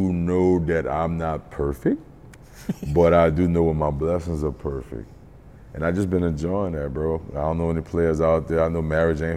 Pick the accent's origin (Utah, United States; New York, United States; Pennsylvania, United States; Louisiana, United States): Louisiana, United States; New Orleans; I'm from New Orleans